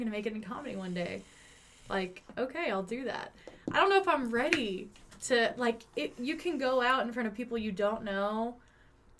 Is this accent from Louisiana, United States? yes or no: no; Tulsa, Oklahoma, United States; also born or lived in Sapulpa; I am from Tulsa. Okay. Like, Tulsa area. I went to Sepulpa High School